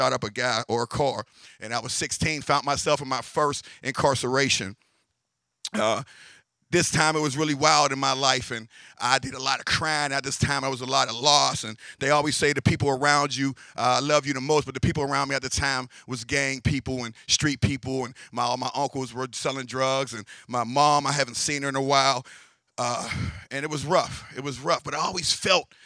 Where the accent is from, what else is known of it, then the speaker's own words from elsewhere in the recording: Pittsburgh, Pennsylvania, United States; also born or lived in Penn Hills, Pennsylvania; I was born in East Liberty, a little town in Pittsburgh, part of Pittsburgh